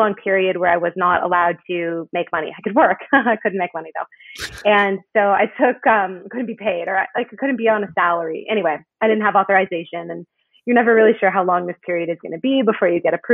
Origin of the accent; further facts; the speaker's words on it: Canada; moved away as an adult; now in United States; I'm Canadian, and I came to the U.S. for college